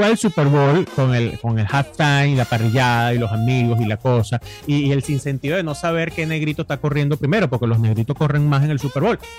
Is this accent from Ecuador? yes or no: no; Venezuela; Nosotros, nosotros que venimos de la Venezuela de Chávez